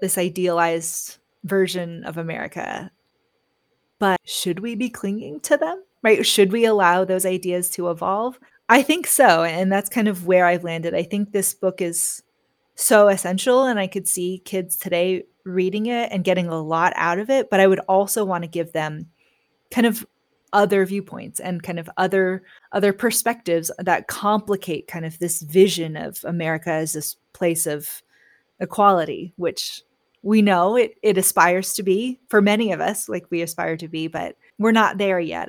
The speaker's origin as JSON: {"language": "English", "town": "San Francisco", "region": "California", "country": "United States", "tie": "born or raised there", "said": "growing up in San Francisco as a Chinese American"}